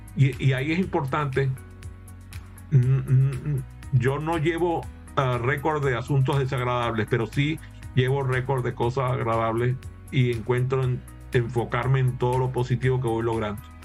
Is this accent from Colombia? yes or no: no; Maracaibo, Zulia, Venezuela; now in United States; Y yo soy de Maracaibo, así que en Maracaibo las frituras es una forma de vida